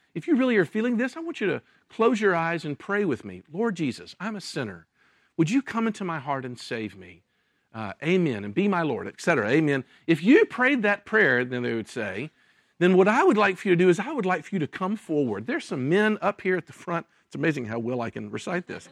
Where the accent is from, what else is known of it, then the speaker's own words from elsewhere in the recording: Memphis, Tennessee, United States; moved away as an adult; also born or lived in Jackson, Mississippi; I was born in Memphis, Tennessee, uh, was raised and went to high school, uh, there